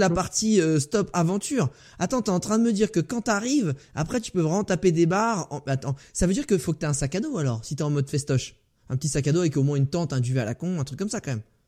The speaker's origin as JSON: {"language": "French", "region": "Île-de-France", "country": "France", "tie": "born or raised there", "moved": "yes", "said": "ma région natale où je retourne euh, de temps en temps. J'ai jamais révélé où j'étais, euh, d'où j'étais originaire. Donc euh, je dirais d'Île-de-France"}